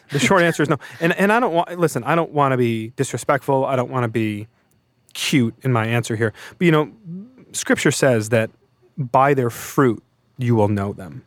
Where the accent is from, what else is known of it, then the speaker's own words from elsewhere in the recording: Brighton, Michigan, United States; Floodgate is a church in Brighton, Michigan, which is my hometown